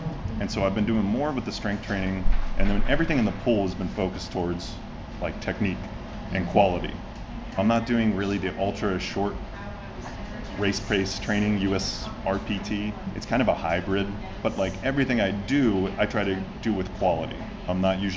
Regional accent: Kentucky, United States; now in Florida, United States; I'm from Kentucky, the home of like horse racing

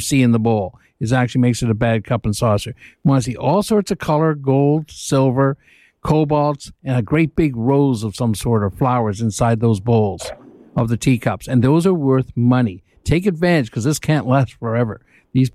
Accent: Canada; I'm Canadian

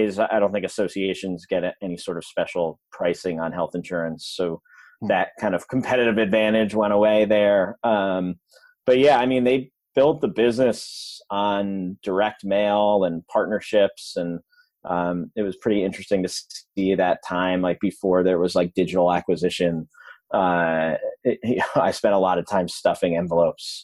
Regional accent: a suburb outside of Albany, New York, United States; I grew up in upstate New York in a suburb outside of Albany, New York

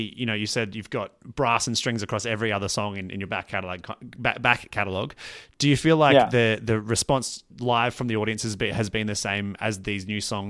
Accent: Australia; I'm from an Australian perspective.

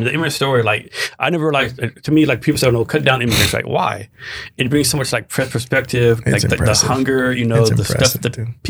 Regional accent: Gonzales, Texas, United States; I'm from Gonzales, Texas.

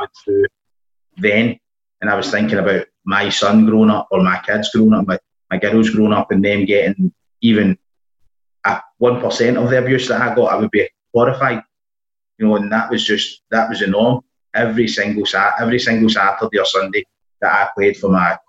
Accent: United Kingdom; growing up in Balsall Park

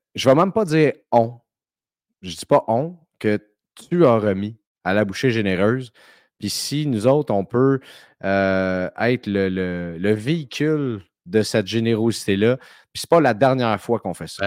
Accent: Saint-Eustache, Quebec, Canada; des gars de Saint-Eustache qui est mon patelin

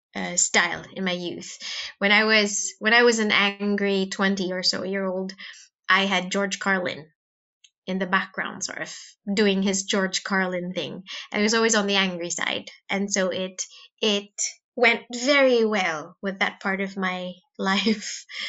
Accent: Philippines; now in United Kingdom; when I was young in the in in the Philippines

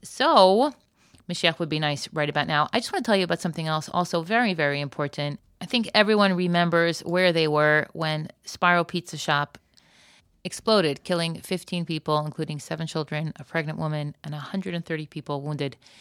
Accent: Florida, United States; now in Israel; I grew up in Florida and I live in Israel

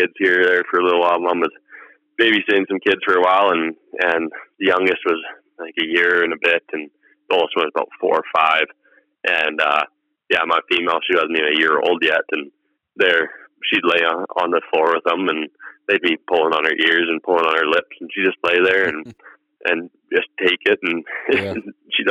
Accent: Southern Alberta, Canada; I'm from Southern Alberta.

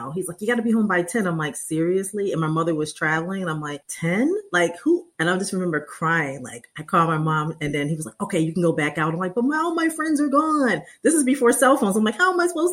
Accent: Western Massachusetts, United States; I was born and raised in Western Mass

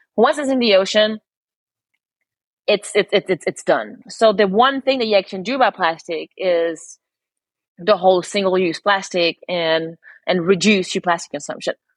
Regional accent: Montreal, Quebec, Canada; moved away as an adult; also born or lived in London; I'm born and raised in Montreal.

